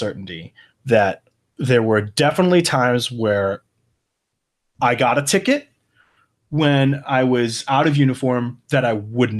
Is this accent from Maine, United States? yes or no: no; Michigan, United States; also born or lived in Oklahoma; I definitely did, especially like, you know, in Oklahoma, but even when I was, you know, growing up in Michigan, I definitely got, kind of, you know, never anything violent, but definitely just hassled, you know?